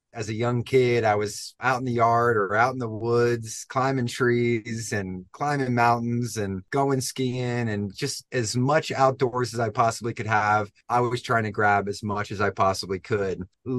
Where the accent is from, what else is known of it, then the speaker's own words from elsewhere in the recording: East Coast, United States; I had a big friend group growing up on the East Coast.